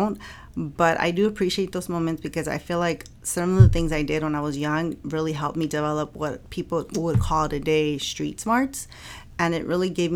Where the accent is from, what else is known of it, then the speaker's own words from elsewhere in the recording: Inglewood, California, United States; I was raised in Inglewood